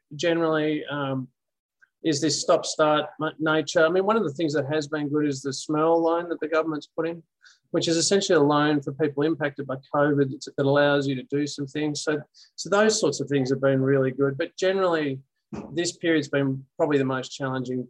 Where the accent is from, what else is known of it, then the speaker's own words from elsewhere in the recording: Beaumaris, Victoria, Australia; now in Melbourne, Australia; I have moved into the city, but I grew up in Beaumaris.